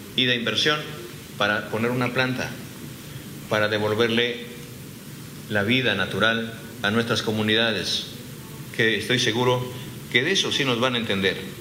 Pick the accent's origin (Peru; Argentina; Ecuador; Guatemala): Peru; en mi país